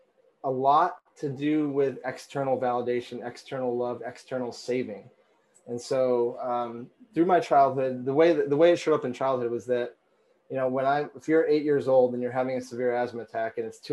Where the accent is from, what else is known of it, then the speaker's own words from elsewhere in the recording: Vermont, United States; I grew up in Vermont